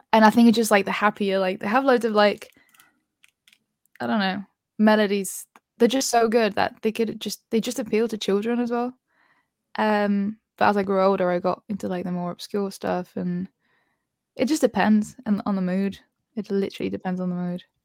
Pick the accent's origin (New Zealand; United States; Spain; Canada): Spain; moved away; I feel like I grew up in Spain